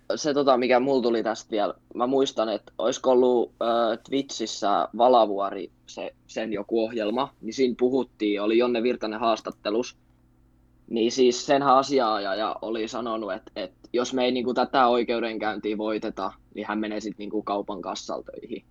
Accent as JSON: {"language": "Finnish", "town": "Turku", "region": "Southwest Finland", "country": "Finland", "tie": "born or raised there", "said": "asunut koko iän Turussa ja synnyin tänne"}